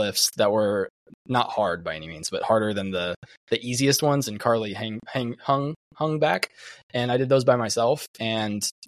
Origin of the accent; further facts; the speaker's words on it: Florida, United States; we're from Florida